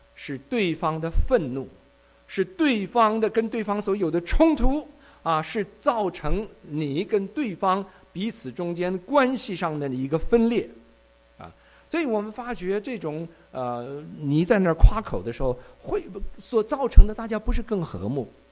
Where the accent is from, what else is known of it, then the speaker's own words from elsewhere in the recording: Taiwan; moved away as an adult; also born or lived in Shenyang, China; now in United States; 我是解放之前生在中国的沈阳，然后我父亲呢，就因为工作的缘故呢，我是我们家的大儿子，是我们家族中的长孙，因为工作的缘故，生下来五个月就把我带到了台湾。我，我，我妈，我爸，啊，我，啊，我们三个人一家，远离家人，啊，从大陆到了台湾。 那么我在台湾成长。后来念完了大学，当完了兵，又到了美国来，现在在美国待的时间比在台湾和大陆加起来还要， 还要长，啊，七零年代到这里来的